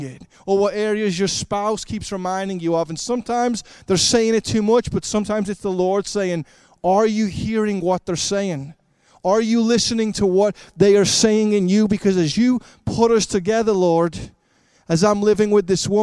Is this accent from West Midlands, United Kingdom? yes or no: no; Liverpool, North West England, United Kingdom; moved away; I grew up in Liverpool, England